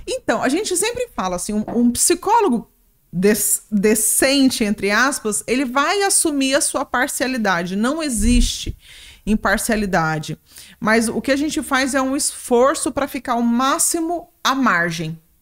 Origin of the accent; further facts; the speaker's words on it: Ariquemes, Rondônia, Brazil; voltei para Ariquemes, para Rondônia, né, de onde eu sou